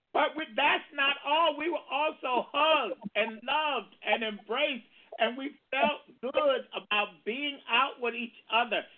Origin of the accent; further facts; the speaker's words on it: Baltimore, Maryland, United States; in Maryland, which is my hometown, Baltimore